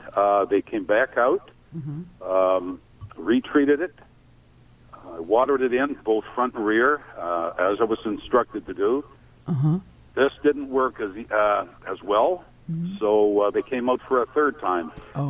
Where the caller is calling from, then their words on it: Oakville, Ontario, Canada; I'm calling from Oakville as well.